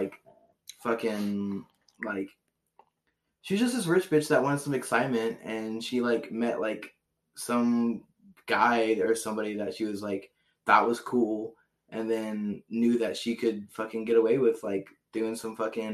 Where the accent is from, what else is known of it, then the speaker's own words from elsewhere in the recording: Cincinnati, Ohio, United States; we're from Cincinnati, we're like living in Cincinnati